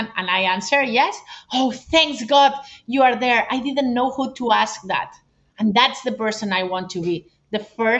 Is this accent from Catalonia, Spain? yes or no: yes; Barcelona, Catalonia, Spain; I'm from Barcelona